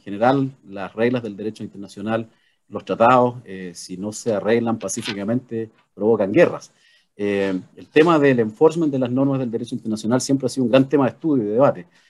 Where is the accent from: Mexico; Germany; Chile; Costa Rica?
Chile; expresarnos como chilenos